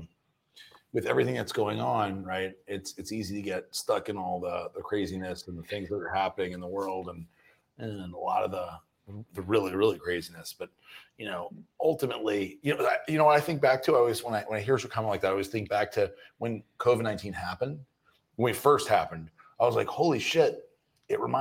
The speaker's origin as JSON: {"language": "English", "town": "New Orleans", "region": "Louisiana", "country": "United States", "also_born_or_lived": "Houston, Texas", "moved": "yes", "said": "I'm from New Orleans, but I moved there after Hurricane Katrina, but I was there for a while"}